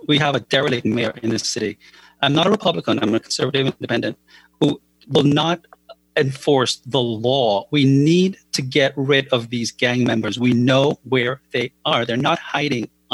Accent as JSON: {"language": "English", "country": "Jamaica", "tie": "born or raised there", "also_born_or_lived": "Chicago", "moved": "as an adult", "lives_now": "United States", "said": "I was born and raised in Jamaica and came to America at the age of 20."}